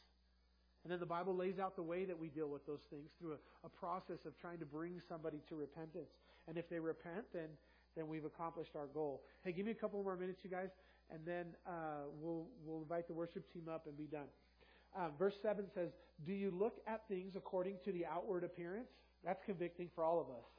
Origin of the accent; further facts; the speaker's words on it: Los Angeles, California, United States; I grew up in South LA, and it was very multiracial